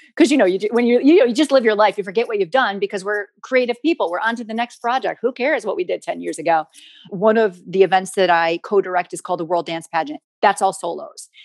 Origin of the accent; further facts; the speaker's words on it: United States; I'm from the States and primarily my career has been in the States